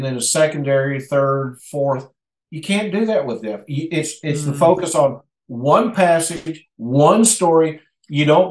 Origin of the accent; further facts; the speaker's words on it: United States; also born or lived in Mexico; here in our own country